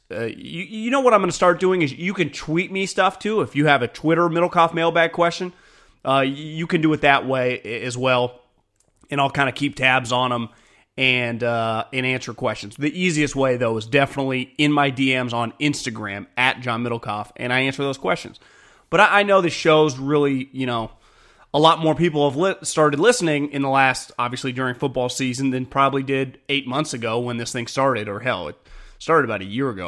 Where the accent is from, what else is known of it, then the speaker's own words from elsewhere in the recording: Davis, California, United States; now in Walnut Creek, United States; born and raised in Davis.